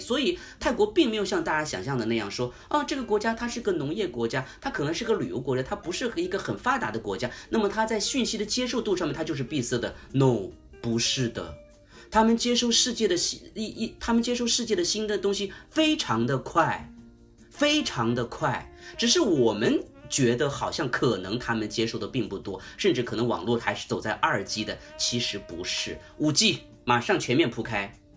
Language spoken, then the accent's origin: Chinese; China; moved away as an adult; now in Bangkok, Thailand; 他们听到我是个中国人